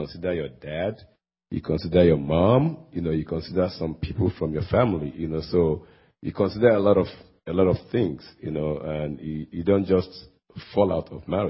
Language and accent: English; Nigeria; moved away; I happen to come from another culture. I come from Nigeria. In West Africa, and back where I come from